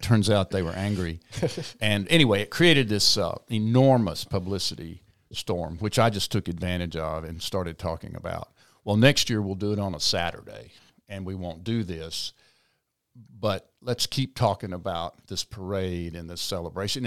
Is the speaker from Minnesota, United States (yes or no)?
no; South Mississippi, United States; moved away; also born or lived in New Orleans, Louisiana; I grew up in South Mississippi